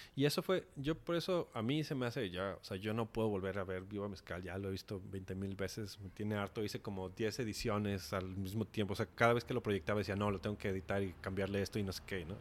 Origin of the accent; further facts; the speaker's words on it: Mexico; uno como mexicano